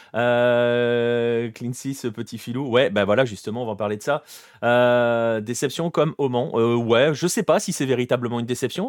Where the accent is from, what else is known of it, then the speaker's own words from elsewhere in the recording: France; on est français